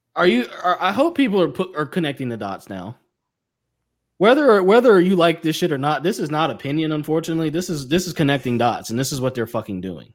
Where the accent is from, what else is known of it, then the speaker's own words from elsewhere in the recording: United States; I'm American